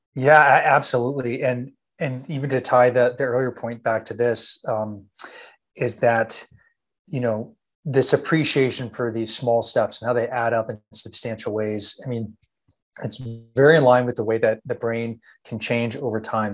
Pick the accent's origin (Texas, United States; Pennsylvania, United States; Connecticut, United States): Texas, United States; born and raised in Texas